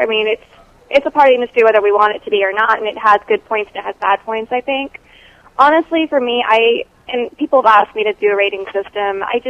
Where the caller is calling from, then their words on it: Texas, United States; I'm in Texas.